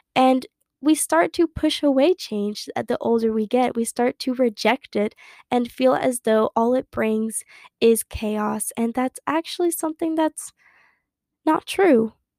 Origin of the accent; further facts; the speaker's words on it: Harlingen, Texas, United States; moved away as an adult; now in Dallas, United States; my hometown, which is Harlingen, Texas, which is near the Gulf of Mexico